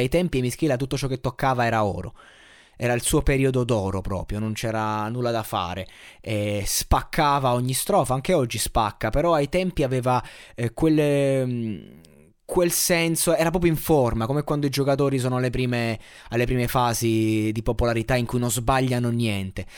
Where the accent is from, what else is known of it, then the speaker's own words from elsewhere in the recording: Abruzzo, Italy; Io da abruzzese